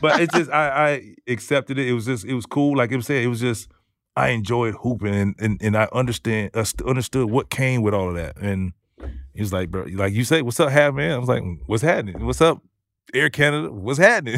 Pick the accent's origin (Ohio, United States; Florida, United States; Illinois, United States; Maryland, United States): Florida, United States; I'm from Florida